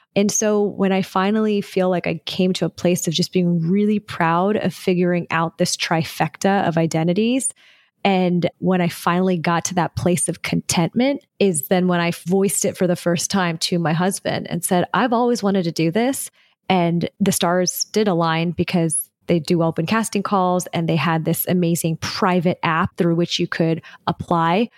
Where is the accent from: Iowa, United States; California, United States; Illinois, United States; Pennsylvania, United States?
California, United States; Southern; I was born and raised in Southern California